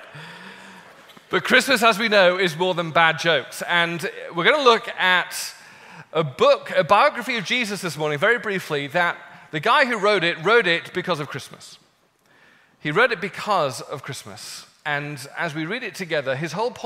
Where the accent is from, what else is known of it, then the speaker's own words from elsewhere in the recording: United Kingdom; I'm British